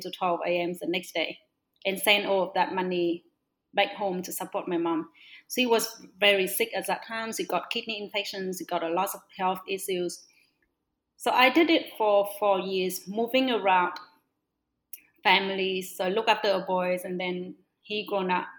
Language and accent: English; Northwest Vietnam, Vietnam; also born or lived in Melbourne; I was born in a very small village in the northwest of Vietnam.